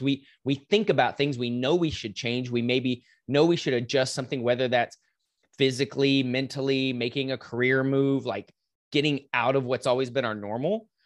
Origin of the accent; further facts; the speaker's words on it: Lubbock, Texas, United States; now in Dallas, United States; I'm in Dallas now, I grew up in West Texas, in Lubbock, Texas